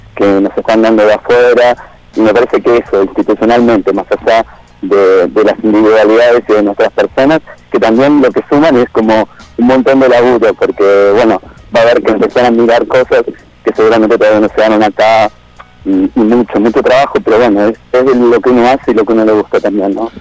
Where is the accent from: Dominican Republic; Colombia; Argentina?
Argentina; los cinco somos eh, periodistas argentinos